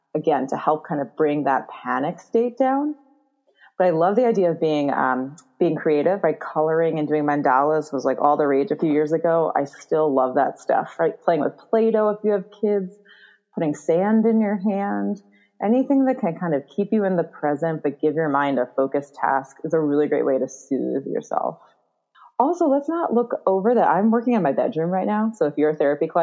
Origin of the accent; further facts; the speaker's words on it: New York City, New York, United States; I'm from New York City